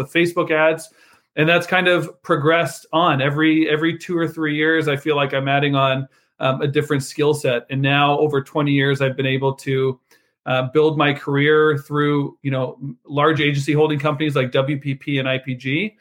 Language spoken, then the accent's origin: English; Canada; moved away as an adult; now in United States; as a Canadian expat, I've only been in the US for 5 years